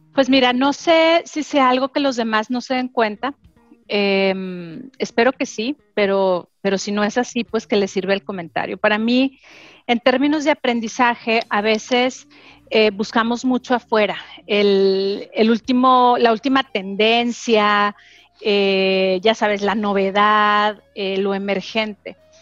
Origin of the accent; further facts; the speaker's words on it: Torreón, Coahuila, Mexico; moved away; yo crecí en Torreón, como tú, bien sabes, en, una familia muy tradicional